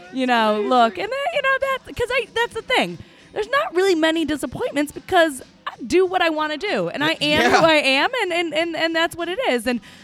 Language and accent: English; Grand Haven, Michigan, United States; Miss Coast Guard City, USA, year 2000. Coast Guard. Yeah. My hometown